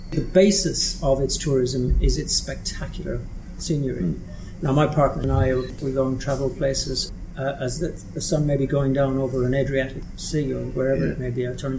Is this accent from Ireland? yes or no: yes; Killarney, Munster, Ireland; Great place to grow up. I mean, it doesn't resemble any other small town of its size, because of the influx that takes place.